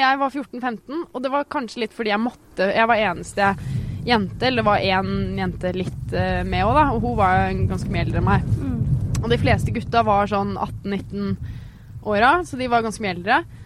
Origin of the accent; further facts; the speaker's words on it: Geilo, Buskerud, Norway; moved away as an adult; now in Oslo, Norway; oppveksten min på Geilo